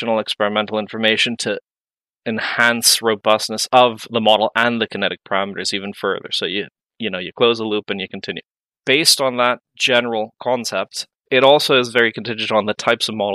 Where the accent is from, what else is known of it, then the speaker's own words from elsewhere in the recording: Mexico; moved away as an adult; also born or lived in Santa Barbara, California, United States / London, United Kingdom; now in Dublin, Ireland; I am from Mexico